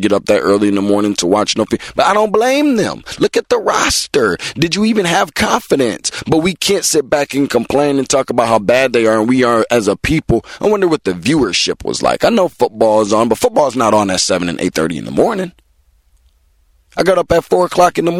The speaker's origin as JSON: {"language": "English", "country": "United States", "said": "I'm an American"}